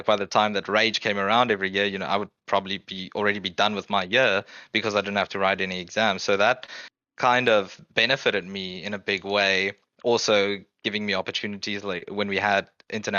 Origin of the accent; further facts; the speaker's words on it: South Africa; moved away as an adult; growing up in South Africa